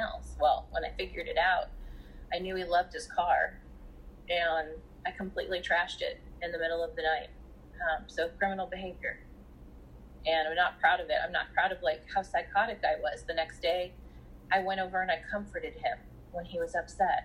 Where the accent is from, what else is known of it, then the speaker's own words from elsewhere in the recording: Southern California, United States; I'm from Southern California, grew up in Southern California